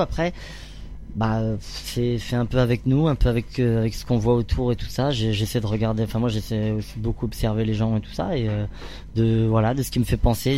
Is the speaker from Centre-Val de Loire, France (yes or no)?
yes; Orléans region, Centre-Val de Loire, France; moved away as an adult; j'ai grandi dans la région d'Orléans